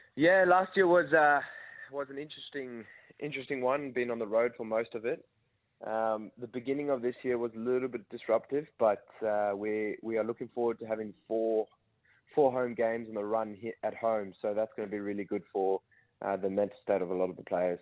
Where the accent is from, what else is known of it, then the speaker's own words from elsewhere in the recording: Perth, Western Australia, Australia; accent: South African; moved away as an adult; also born or lived in Namibia; now in Melbourne, Australia; I was born in Namibia. Uh, my parents brought me across to Perth when I was eight. Um, I grew up and I did most of my rugby in Perth, and then in 2018, I moved over to Melbourne.